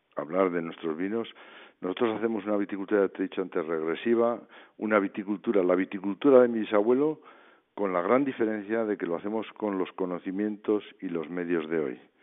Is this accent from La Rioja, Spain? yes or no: yes; San Vicente de la Sonsierra, La Rioja, Spain; nosotros somos de San Vicente de la Sonsierra